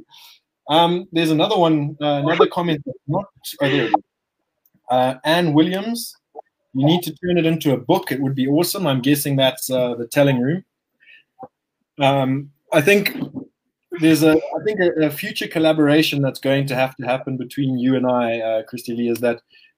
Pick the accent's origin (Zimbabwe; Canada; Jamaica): Zimbabwe; we're not South African. We are Zimbabwean.